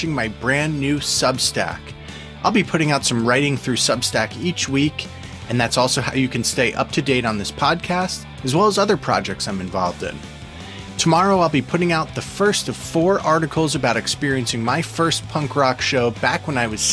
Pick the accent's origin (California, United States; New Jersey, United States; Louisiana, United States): New Jersey, United States; we're from Jersey